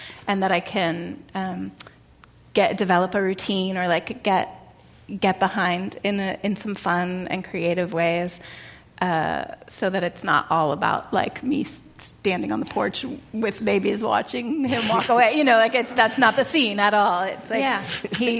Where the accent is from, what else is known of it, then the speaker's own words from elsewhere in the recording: Monterey, California, United States; also born or lived in New York City; now in Berkeley, United States; I grew up in Monterey, which is about 2 hours south of San Francisco